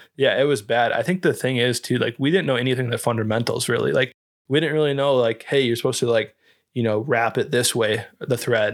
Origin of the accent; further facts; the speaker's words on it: Iowa, United States; moved away; where we grew up in Iowa